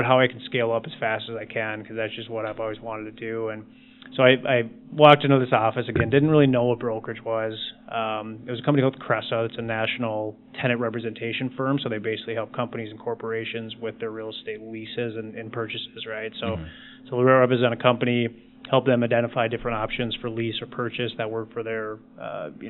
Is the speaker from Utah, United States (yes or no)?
no; Plymouth, Minnesota, United States; also born or lived in Madison, Wisconsin; I grew up in Plymouth.